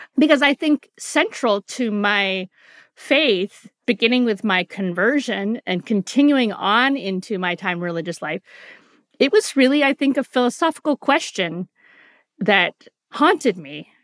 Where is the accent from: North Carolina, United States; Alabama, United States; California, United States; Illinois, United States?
California, United States; San Francisco; I grew up in San Francisco in the nineteen seventies